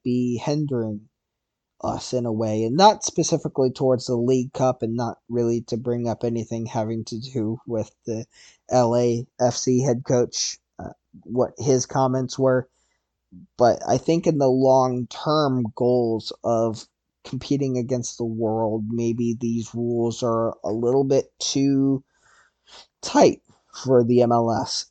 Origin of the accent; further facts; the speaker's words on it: United States; as an American